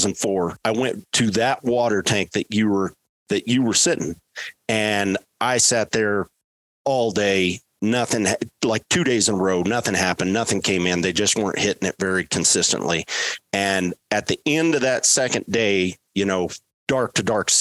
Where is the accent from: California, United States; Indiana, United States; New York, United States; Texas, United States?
Texas, United States; West; growing up in West Texas, where I was raised